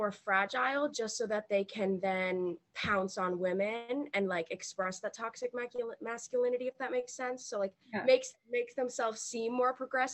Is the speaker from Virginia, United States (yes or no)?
yes; Virginia, United States; I'm 17 years old, and I'm from Virginia